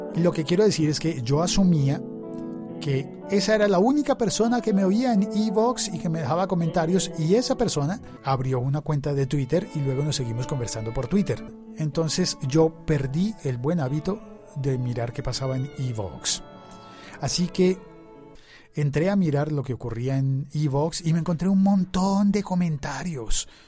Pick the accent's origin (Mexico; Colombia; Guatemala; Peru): Colombia; Bogotá; de mi ciudad, que me habla en mi dialecto